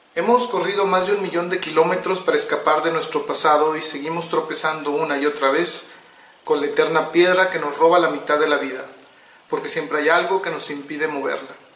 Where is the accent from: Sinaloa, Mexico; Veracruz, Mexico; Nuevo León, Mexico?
Nuevo León, Mexico; Monterrey; soy un escritor de Monterrey, Nuevo León, México